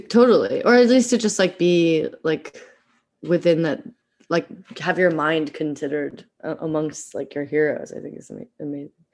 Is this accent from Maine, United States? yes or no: no; Eugene, Oregon, United States; moved away as an adult; also born or lived in Philadelphia; I grew up in Eugene, Oregon